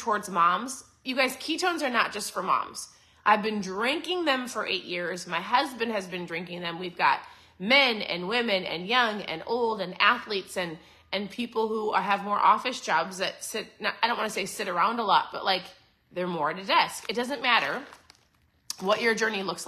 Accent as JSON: {"language": "English", "region": "Minnesota", "country": "United States", "tie": "born or raised there", "also_born_or_lived": "Southeast Florida", "moved": "as an adult", "lives_now": "Florida, United States", "said": "I'm a Minnesota girl. So born and raised in Minnesota"}